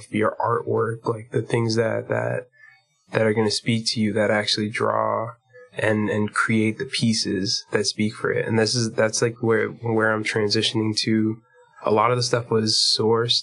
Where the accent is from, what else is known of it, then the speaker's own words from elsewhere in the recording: Lynn, Massachusetts, United States; also born or lived in Boston, Massachusetts; now in New York, United States; I'm originally from Lynn, Massachusetts